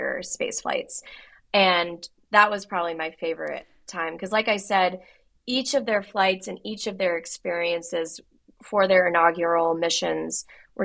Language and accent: English; Houston, Texas, United States; I grew up in Houston outside NASA's Johnson Space Center